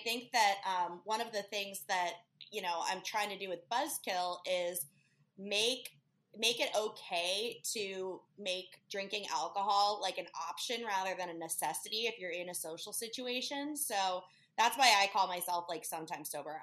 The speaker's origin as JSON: {"language": "English", "town": "Chicago", "region": "Illinois", "country": "United States", "also_born_or_lived": "Key West / Lake Tahoe", "moved": "as an adult", "lives_now": "Hermosa Beach, United States", "said": "originally, I'm from Chicago, but I ended up here um, after the pandemic"}